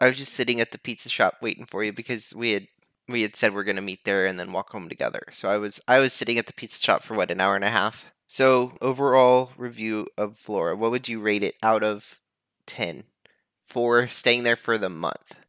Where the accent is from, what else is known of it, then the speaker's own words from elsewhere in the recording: United States; I, as an American